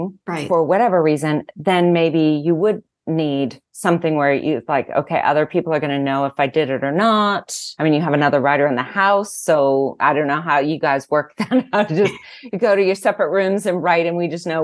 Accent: Southern California, United States; I grew up in Southern California

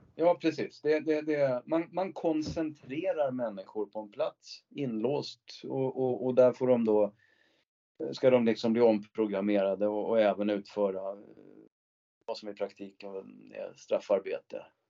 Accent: Sweden; som svensk

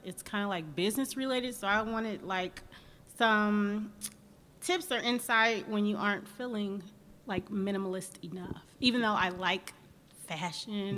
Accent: Indianapolis, Indiana, United States; moved away as an adult; also born or lived in Atlanta, Georgia; I am from Indianapolis, Indiana

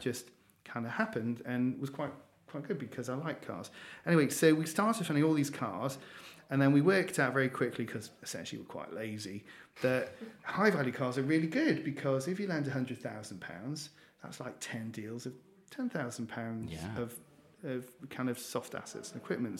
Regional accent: Newcastle upon Tyne, North East England, United Kingdom; moved away; I am a Geordie, um, so I grew up in Newcastle, a little bit colder than down here

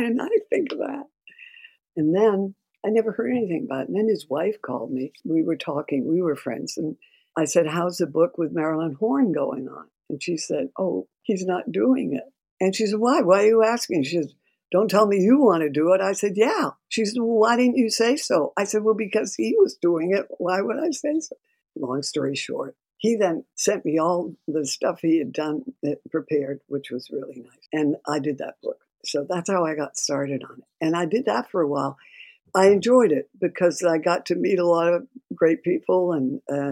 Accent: Massachusetts, United States; moved away as an adult; also born or lived in New York City, United States; I come from Massachusetts originally

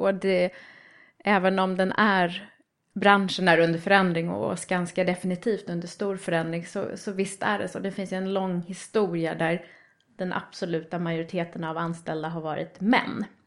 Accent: Trästa, Stockholm County, Sweden; jag är uppvuxen i en liten by uppe i Roslagen som heter Trästa

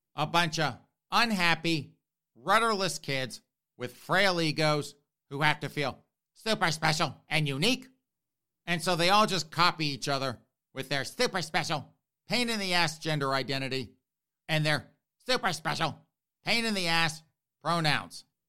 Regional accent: South Carolina, United States; I grew up in South Carolina

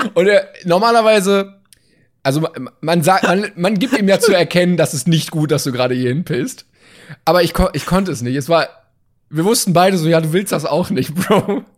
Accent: Germany; als Deutsche.

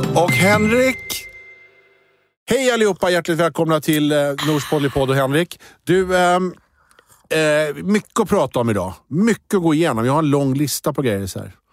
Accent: Rosersberg, Stockholm County, Sweden; jag är från Rosersberg

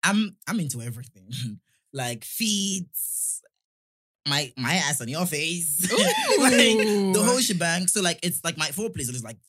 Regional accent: Nigeria; moved away as an adult; now in England, United Kingdom; I'm Nigerian.

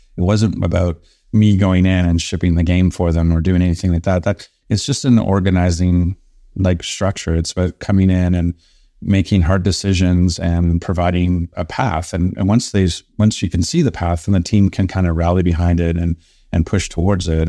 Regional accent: Canada; being Canadian

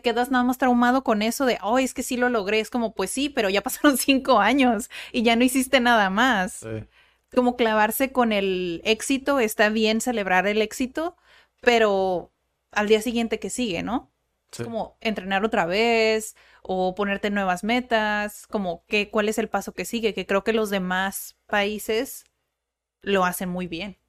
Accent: Mexico; yo soy mexicana y también tengo esa cultura

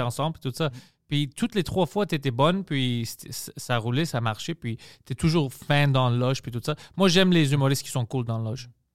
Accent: Greece; accent: Greek; French is a second language; mon accent d'être grec

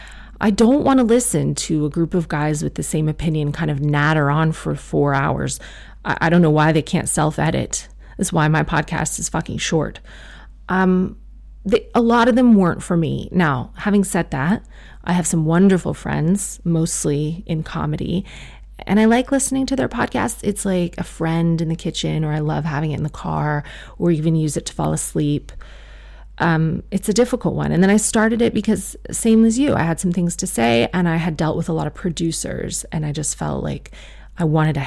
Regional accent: South Africa; I am South African. I'm a Muslim woman who has a lot of opinions.

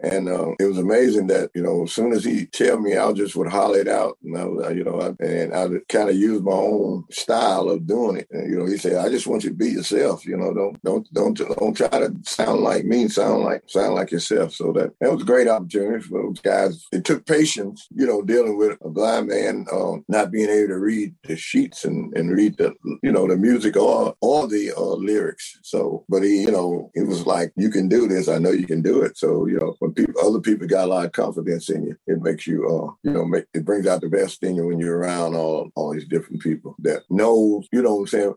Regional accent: Bernice, Louisiana, United States; my hometown, uh, come to Bernice

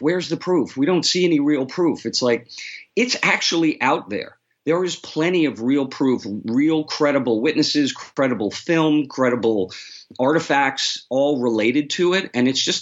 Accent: New York City, New York, United States; I'm from New York, too, so that's where I grew up. I grew up in the city

